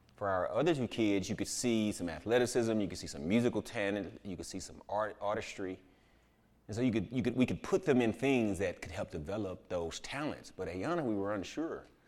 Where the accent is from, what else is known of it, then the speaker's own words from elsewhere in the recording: Houston, Texas, United States; I'm from Houston